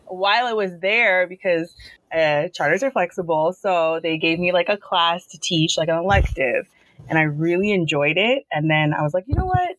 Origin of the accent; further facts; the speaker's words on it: Long Island, New York, United States; I'm from Long Island. I'm I live here. I grew up here.